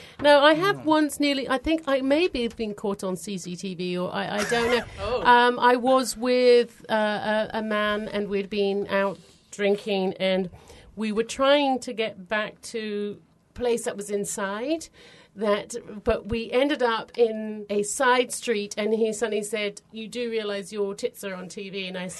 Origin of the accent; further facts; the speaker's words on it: England, United Kingdom; In England, there's lots of churches.